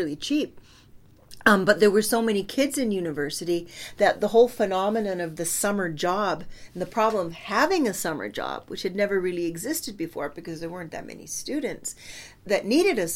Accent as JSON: {"language": "English", "town": "Saskatoon", "region": "Saskatchewan", "country": "Canada", "tie": "born or raised there", "said": "I grew up in Saskatoon"}